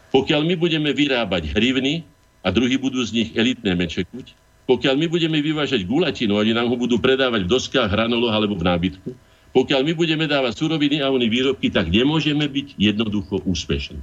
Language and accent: Slovak; Slovakia; sme my Slováci